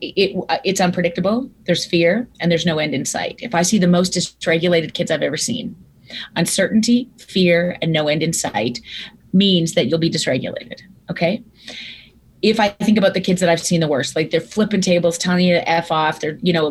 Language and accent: English; Viking, Alberta, Canada; I grew up in Viking, Alberta, Canada, home of the Seven Sutter brothers